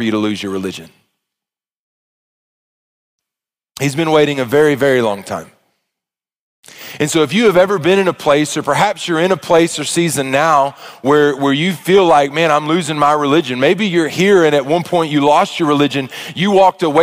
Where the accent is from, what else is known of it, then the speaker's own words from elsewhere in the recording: Arkansas, United States; I was a single child growing up in Arkansas